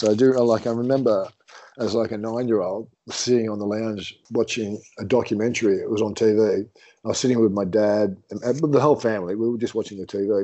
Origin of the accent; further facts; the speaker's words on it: Sydney, New South Wales, Australia; also born or lived in London, England; I grew up in a really housing commission, low economic, socially economic type situation. My mum and dad were, I'm English, my mum and dad are obviously English. They came over to Sydney, Australia from London in 1967 as 25-year-olds with 3 kids in tow.